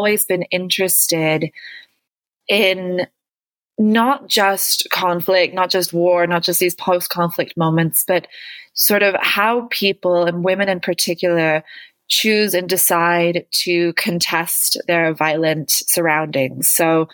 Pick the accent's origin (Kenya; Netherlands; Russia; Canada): Canada; moved away as an adult; also born or lived in New Zealand / United Kingdom / Colombia; now in Mexico City, Mexico; I'm originally Canadian, although I grew up in New Zealand and Canada